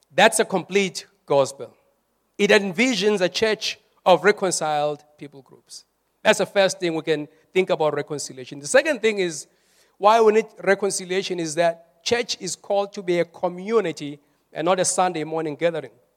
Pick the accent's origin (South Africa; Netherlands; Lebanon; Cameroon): South Africa; we are more South African